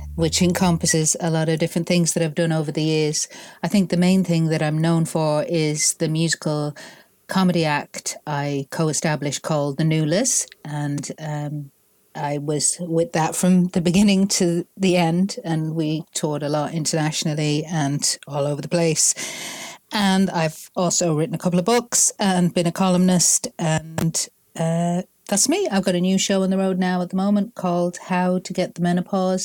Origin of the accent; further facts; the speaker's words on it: Ireland; accent: Northern; moved away as an adult; also born or lived in Manchester, England; 6 when we moved to Ireland, and it was such a difference from Manchester